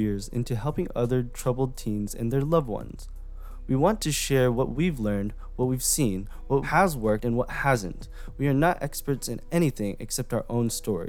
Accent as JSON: {"language": "English", "region": "California", "country": "United States", "tie": "born or raised there", "also_born_or_lived": "Japan", "said": "I was brought back to California and lived here for the past 17 years of my life"}